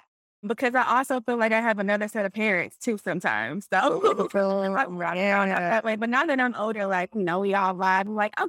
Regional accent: Houston, Texas, United States; born or raised there; also born or lived in Lake Charles, Louisiana / New York

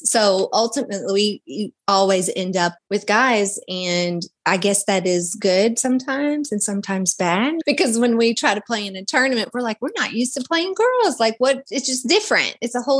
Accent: Kentucky, United States; now in Florida, United States; I came from Kentucky, or I moved to Florida from Kentucky about 5.5 years ago.

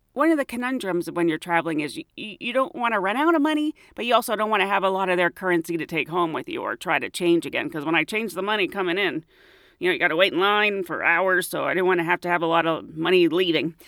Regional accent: United States; Estados Unidos

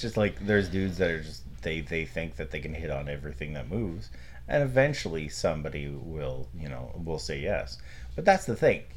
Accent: Canada; we're Canadian.

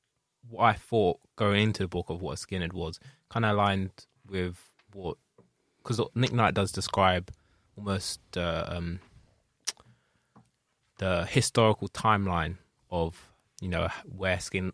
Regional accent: United Kingdom; just being white British

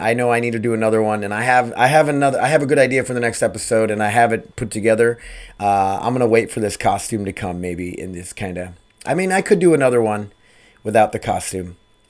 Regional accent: Sioux Falls, South Dakota, United States; We used to go to Wild Wild West growing up in Sioux Falls, South Dakota.

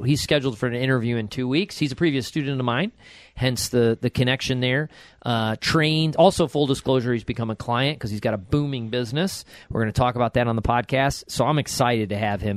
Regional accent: Buffalo Rochester area, New York, United States; accent: Western New York; I'm from the Buffalo Rochester area

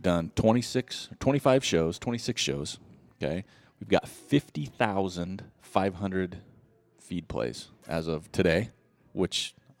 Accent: Ogden, Utah, United States; We're from Ogden.

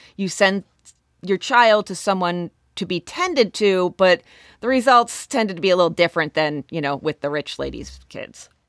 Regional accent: Warren County, Pennsylvania, United States; now in southwestern Pennsylvania, United States; Warren County, where I'm from in Pennsylvania

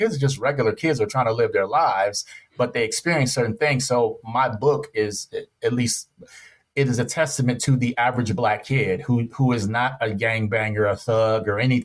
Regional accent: Detroit, Michigan, United States; moved away; the city of Detroit, my hometown, represent the D everywhere I go

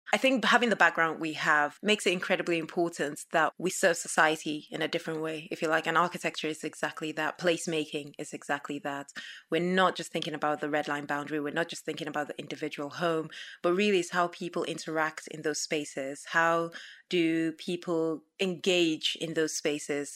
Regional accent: Nigeria; now in United Kingdom; growing up in Nigeria

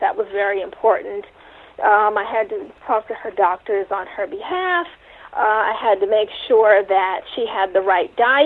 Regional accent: New York City, New York, United States; I did grow up in New York City in the Bronx

